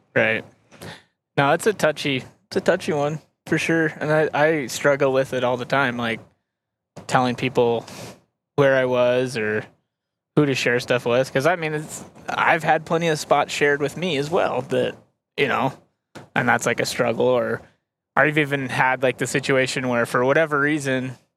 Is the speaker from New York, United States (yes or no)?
no; Montana, United States; growing up in Montana